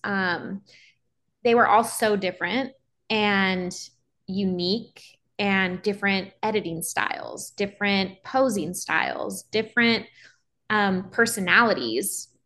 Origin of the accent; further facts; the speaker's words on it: Los Angeles, California, United States; I am born and raised in Los Angeles, California